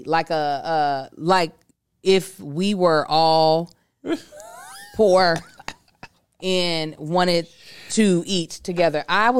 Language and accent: English; the South, United States; Soon as it's just like I'm from the South and I'd have made you some.